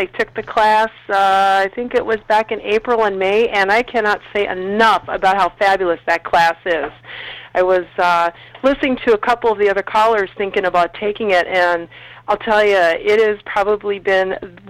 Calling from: Minneapolis, Minnesota, United States; I am calling from Minneapolis

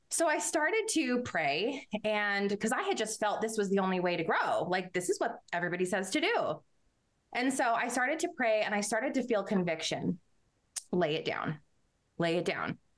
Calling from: New Mexico, United States; Yes, I'm actually in New Mexico and I'm in uh, the mountains of New Mexico called the Sandias.

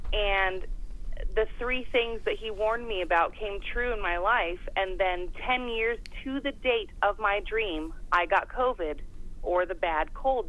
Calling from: Iowa, United States; I'm calling from Iowa.

